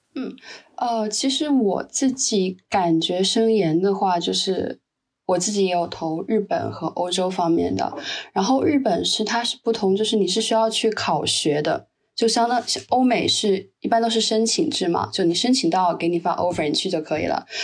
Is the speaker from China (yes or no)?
yes; southern China, China; moved away; also born or lived in Edmonton, Canada; 我是南方人嘛